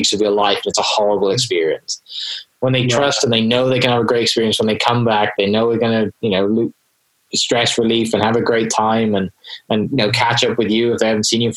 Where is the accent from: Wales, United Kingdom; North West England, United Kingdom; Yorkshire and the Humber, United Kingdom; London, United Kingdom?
Wales, United Kingdom; now in Oklahoma, United States; I'm originally from the UK, I'm originally from Wales